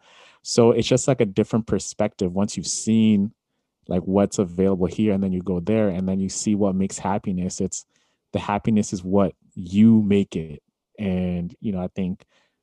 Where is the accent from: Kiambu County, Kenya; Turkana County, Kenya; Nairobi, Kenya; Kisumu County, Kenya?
Nairobi, Kenya; growing up in Nairobi, I've seen it